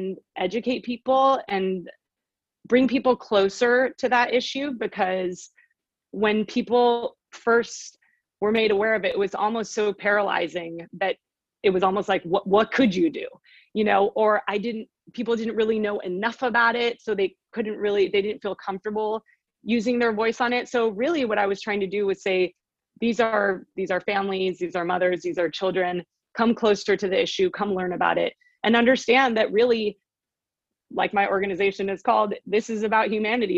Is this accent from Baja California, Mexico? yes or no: yes; Tijuana, Baja California, Mexico; moved away; also born or lived in United States; I grew up as a border child. So I lived in Tijuana, but I would cross the border every day to go to school in the United States.